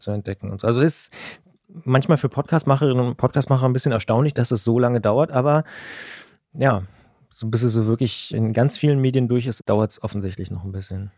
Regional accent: Potsdam, Brandenburg, Germany; ich bin auch in Potsdam geboren

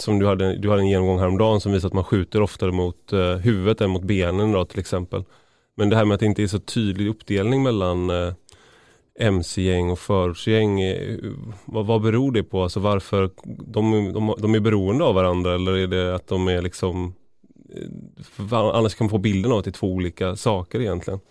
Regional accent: Gothenburg, Västra Götaland, Sweden; där jag kommer ifrån i Göteborg, i Majorna

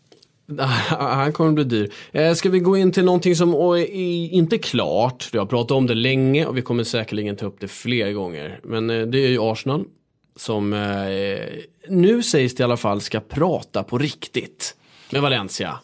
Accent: Stockholm, Stockholm County, Sweden; jag är uppväxt här i Stockholm

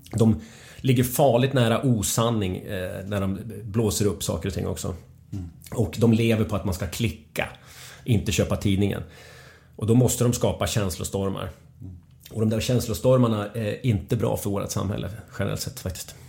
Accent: Gävle, Gävleborg County, Sweden; also born or lived in Stockholm; jag bara föddes där och sen så åkte jag till Gävle direkt. Så jag eh, döpte i Gävle

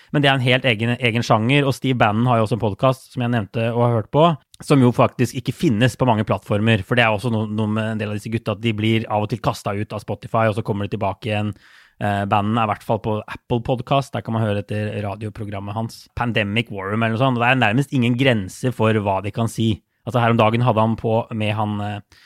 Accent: Norway; som nordmann

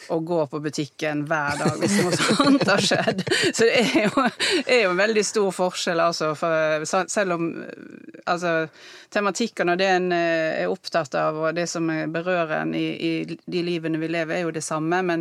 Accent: Odda, Vestland, Norway; Nei, altså, jeg kommer jo fra Odda.

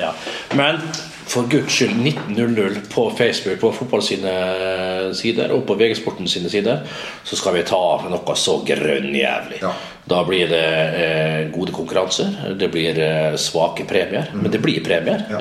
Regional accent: Vestnes, Møre og Romsdal, Norway; moved away; som vi sier hjemme på Vestnes

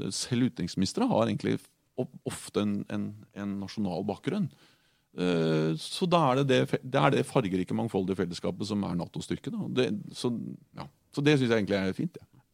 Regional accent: Norway; Jeg er en norsk sosialdemokrat

